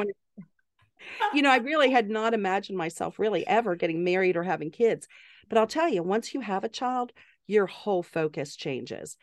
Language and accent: English; the South, United States; moved away as an adult; also born or lived in Pittsburgh, Pennsylvania / Atlanta, Georgia / South Carolina / Massachusetts; I'm from the South, grew up in Atlanta and South Carolina